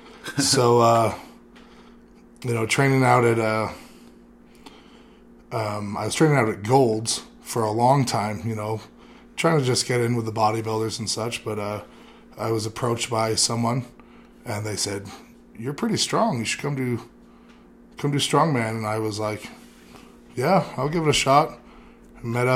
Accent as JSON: {"language": "English", "region": "California", "country": "United States", "said": "I come from California originally."}